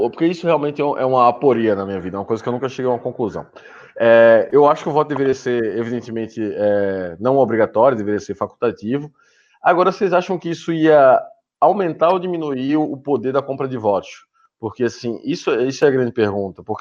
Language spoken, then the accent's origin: Portuguese; Northeast Region, Brazil; Bom, eu sou do Nordeste, então isso acontece bastante.